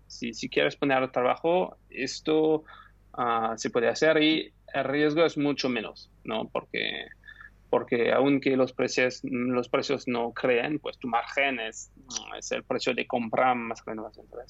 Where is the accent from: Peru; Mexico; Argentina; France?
France; Spanish is a second language; moved away as an adult; also born or lived in United Kingdom; now in Barcelona, Spain; soy francés, pero estudié en, en el Reino Unido